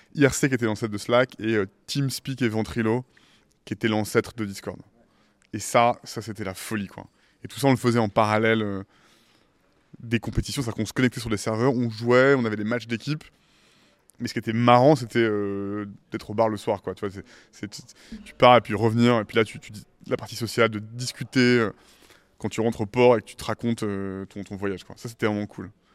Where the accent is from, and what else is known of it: Île de Ré, Nouvelle-Aquitaine, France; born or raised there; also born or lived in Paris / Caribbean / California, United States